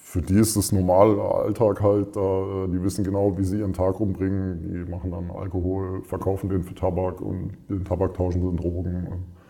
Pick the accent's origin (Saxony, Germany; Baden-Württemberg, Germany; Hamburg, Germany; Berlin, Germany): Baden-Württemberg, Germany; Freiburg; also born or lived in Mönchengladbach, North Rhine-Westphalia; Ich komme ursprünglich, also gebürtig aus Mönchengladbach, Nordrhein-Westfalen. Bin aber relativ früh nach Freiburg mit meinen Eltern gezogen, bin dort groß geworden